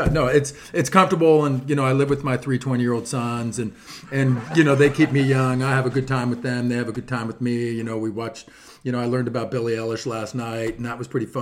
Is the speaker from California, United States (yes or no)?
yes; Mission Viejo, California, United States; now in Dana Point, United States; I grew up actually living in Mission Viejo